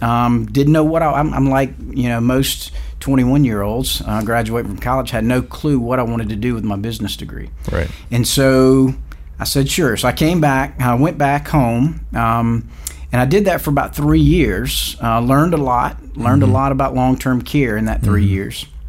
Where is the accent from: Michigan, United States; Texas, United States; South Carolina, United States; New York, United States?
South Carolina, United States; Varnville; I was born and raised in Varnville, South Carolina, which is a little small town about 20 miles east of Allendale